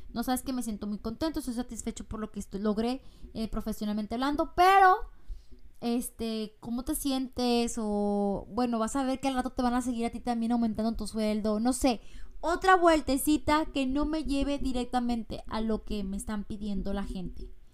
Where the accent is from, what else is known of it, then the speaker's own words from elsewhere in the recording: Mexico; now in United States; yo soy mexicana y estoy ahorita en Estados Unidos